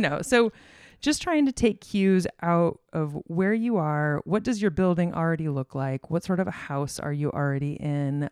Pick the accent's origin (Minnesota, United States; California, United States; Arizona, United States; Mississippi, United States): Arizona, United States; moved away as an adult; also born or lived in Illinois; I was raised in Arizona